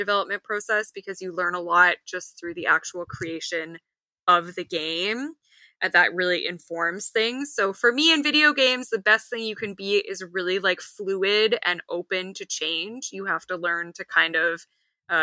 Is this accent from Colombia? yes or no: no; Canada; I am Canadian